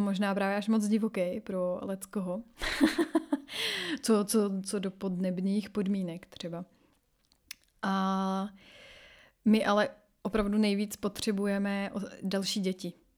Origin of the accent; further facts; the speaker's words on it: Czechia; moved away as an adult; also born or lived in Latin America; now in France; ale tady prostě ty kořeny tady jsou. Proto taky třeba mluvím s naším dítětem česky.